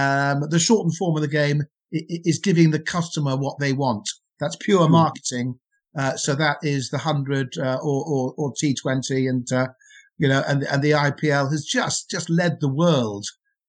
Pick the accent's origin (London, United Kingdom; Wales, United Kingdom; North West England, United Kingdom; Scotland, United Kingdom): Wales, United Kingdom; accent: Welsh; I'm not English. Funny enough, people think I'm English. I'm not. I'm Welsh. I'm proudly from Wales, and so I have to make that very clear. So I moved from my country, and I had an accent, which was very Welsh.